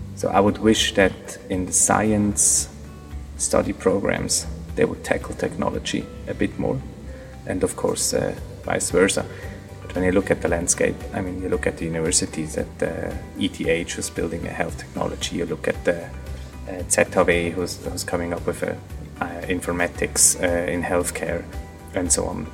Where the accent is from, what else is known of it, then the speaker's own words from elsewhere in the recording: near Zurich, Switzerland; I am from Zurich. I grew up yeah, next to Zurich, right half an hour outside of Zurich